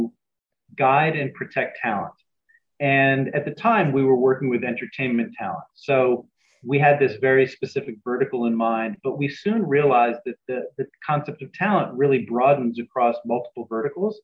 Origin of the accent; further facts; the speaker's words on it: New York City, New York, United States; my partner and I grew up in New York City